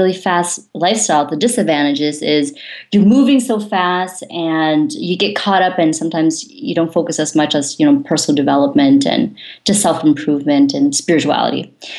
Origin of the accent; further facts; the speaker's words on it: California, United States; So as John mentioned, I'm originally from Silicon Valley.